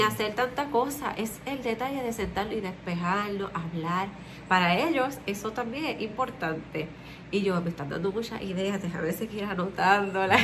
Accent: Puerto Rico; Nosotros somos de Puerto Rico

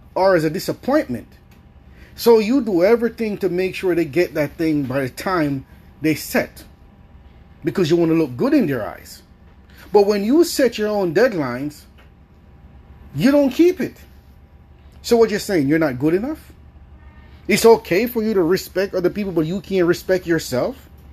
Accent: Jamaica; I grew up in Jamaica.

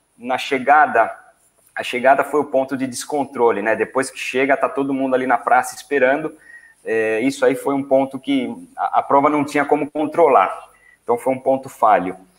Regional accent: São Paulo, Brazil; quando eu era adolescente, lá em São Paulo

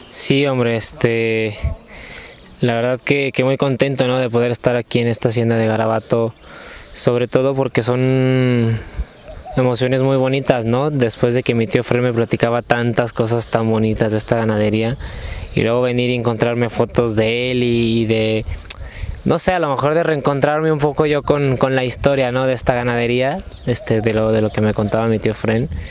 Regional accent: Aguascalientes, Mexico; Aguascalientes, la verdad que yo estoy ansioso ya de, de volver a mi tierra

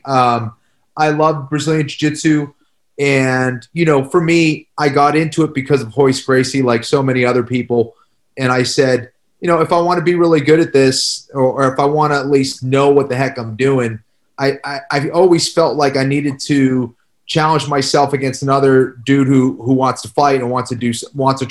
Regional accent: about 26 miles southwest of Boston, Massachusetts, United States; I grew up, outside, but like southwest, from Boston, about 26 miles southwest of Boston

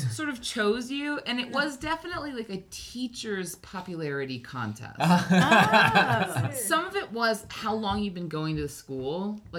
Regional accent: Hawaii, United States; If you want to know what, like, growing up in Hawaii, that's a thing I did

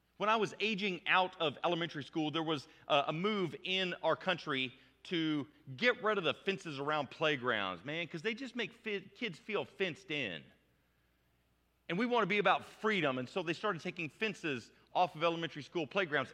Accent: United States; I'm an American adult

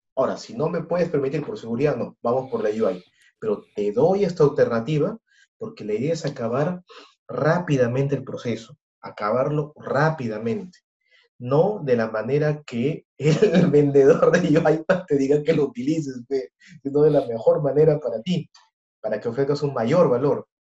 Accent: Peru; Conocemos nuestra cultura peruana, la conocemos muy bien, somos peruanos

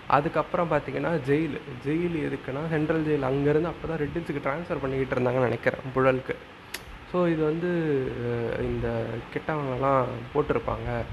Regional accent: Chennai, Tamil Nadu, India; நான் பிறந்து வளர்ந்த ஒரு சிட்டியில் இருக்குது

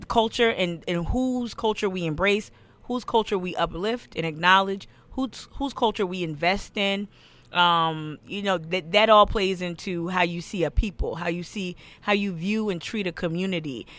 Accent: the North, United States; now in Charleston, United States; I live in the South. I was born and raised in the North.

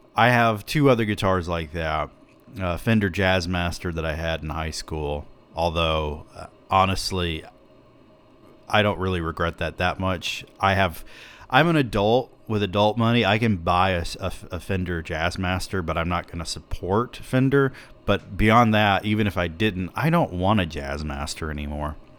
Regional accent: the South, United States; I'm from the South

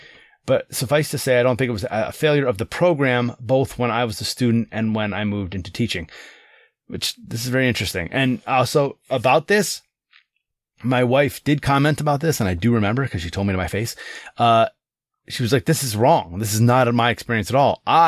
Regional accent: Louisiana, United States; would be considered quite wealthy where I grew up in the Southwest, Louisiana.

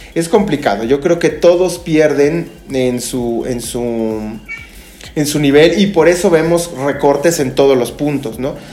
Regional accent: Mexico

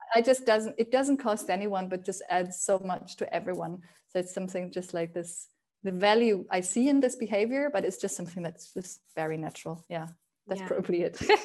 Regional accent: Spain; moved away; also born or lived in Germany; when I grew up in Spain

